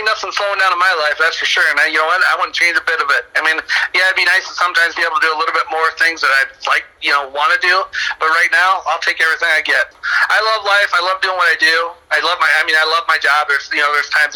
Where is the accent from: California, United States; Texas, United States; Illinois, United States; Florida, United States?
Illinois, United States; Mendota; I grew up in Mendota